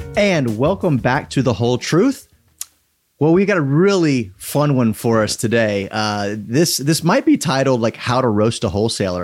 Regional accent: South Louisiana, United States; now in Atlanta, United States; I grew up in South Louisiana

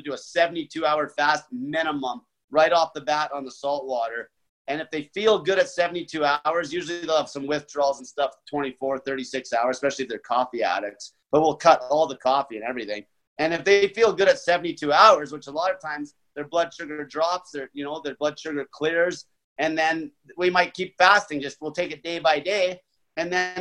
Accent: Grande Prairie, Alberta, Canada; moved away as an adult; also born or lived in Edmonton, Alberta; I'm from Great Valley, Alberta, Canada. It's a little oil town. I worked in the oil patch my whole

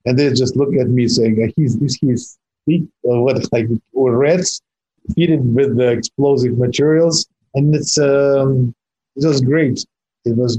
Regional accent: Russia; English is a second language; moved away as an adult; I grew up in Soviet Union, quite young

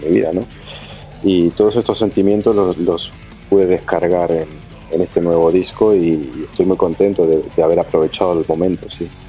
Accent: Montevideo, Uruguay; moved away; also born or lived in Buenos Aires, Argentina; Piedras Blancas es el barrio donde crecieron mis padres, eh, el barrio donde me crié yo, como te digo, de los 10 hasta los 17 estuve viviendo ahí

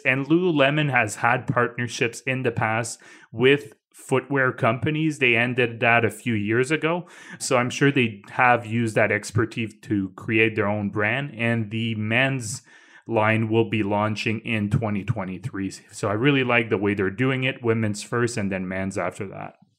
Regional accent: Canada; As a Canadian

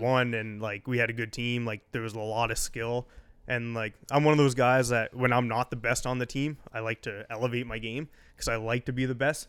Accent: Eastern Shore, Nova Scotia, Canada; growing up in Eastern Shore.

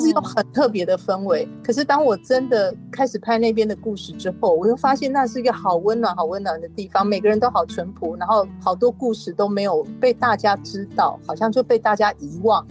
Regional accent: Kaohsiung, Taiwan; 因为我是高雄的小孩嘛

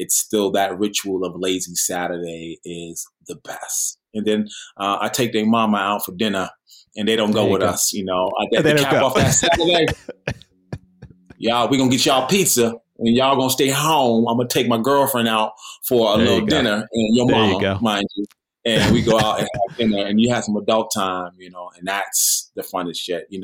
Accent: New York City, New York, United States; also born or lived in Sherman Oaks; now in Los Angeles, United States; I'm a New Yorker

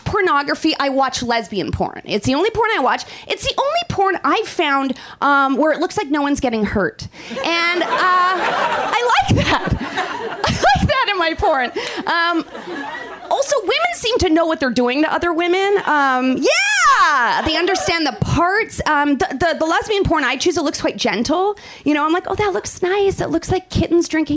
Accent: Canada; moved away; I'm from Canada originally

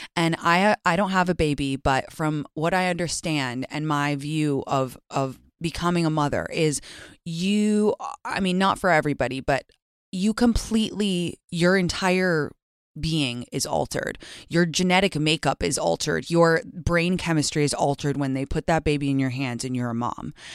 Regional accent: United States; also born or lived in England; I'm American

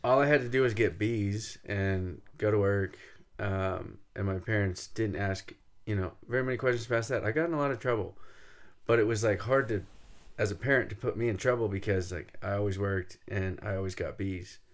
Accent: Fresno, California, United States; We grew up in Fresno, right in the middle of San Joaquin Valley.

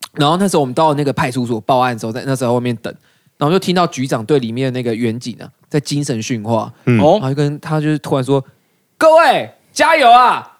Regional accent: Gangshan, Kaohsiung, Taiwan; now in Taipei, Taiwan; 我老家玩，嗯。在冈山

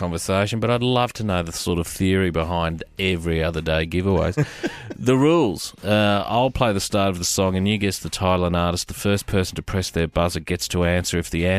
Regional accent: London, United Kingdom; ….

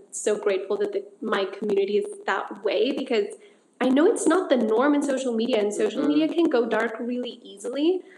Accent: United States; even though we grew up here in the States, our roots and our home is still Mexico, and it'll always be Mexico.

